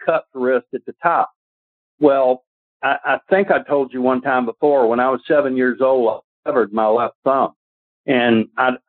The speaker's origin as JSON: {"language": "English", "town": "Atlanta", "region": "Georgia", "country": "United States", "said": "I was from Atlanta, but being a Georgia boy"}